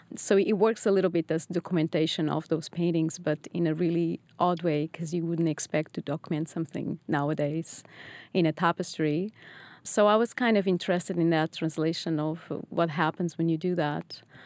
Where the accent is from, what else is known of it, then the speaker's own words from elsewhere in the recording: Lisbon, Portugal; moved away as an adult; also born or lived in Netherlands / England; now in Boston, United States; I was born in Lisbon, and after my undergrads, I decided to move to Holland